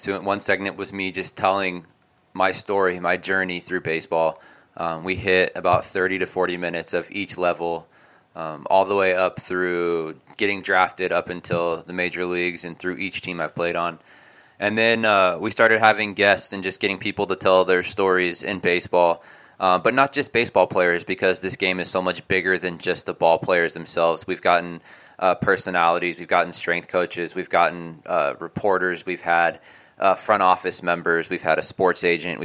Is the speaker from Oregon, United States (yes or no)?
yes; Oregon, United States; I grew up in a tiny town of 15,000 people too.